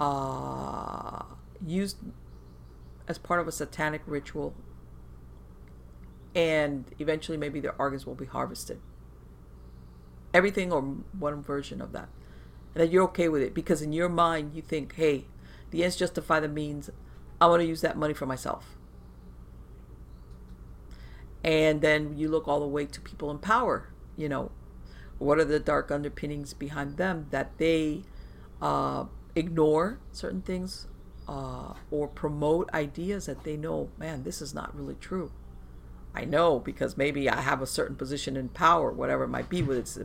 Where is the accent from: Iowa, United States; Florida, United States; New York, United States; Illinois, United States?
Florida, United States; Miami; born or raised there